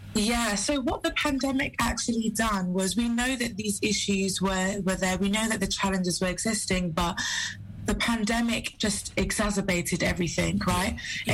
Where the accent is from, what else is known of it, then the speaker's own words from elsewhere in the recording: Sierra Leone; I'm from Sierra Leone